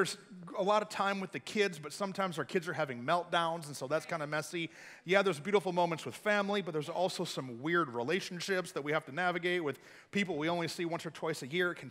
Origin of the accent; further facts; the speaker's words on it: Flint, Michigan, United States; now in Texas, United States; I grew up in Michigan, and so there's like real snow there, not like Texas snow